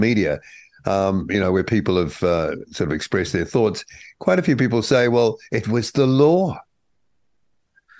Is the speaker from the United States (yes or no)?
no; New Zealand; as a Kiwi